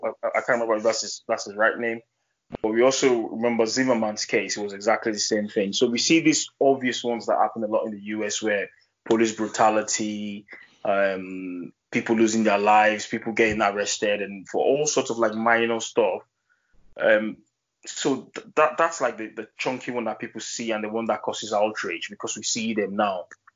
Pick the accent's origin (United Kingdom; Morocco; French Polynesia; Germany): Germany; I grew up in Germany, and I've always said that throughout my stay in Germany, I didn't see that much racism to me personally